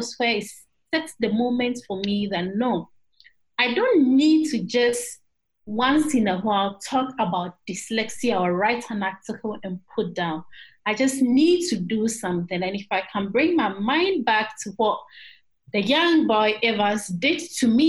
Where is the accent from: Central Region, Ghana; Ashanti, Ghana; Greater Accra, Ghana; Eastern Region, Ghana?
Eastern Region, Ghana; I am from the Eastern region